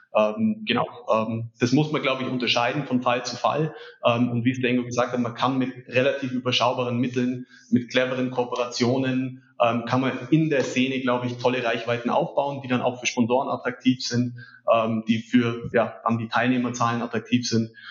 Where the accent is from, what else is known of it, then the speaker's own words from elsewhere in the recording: Allgäu, Germany; bei uns im Allgäu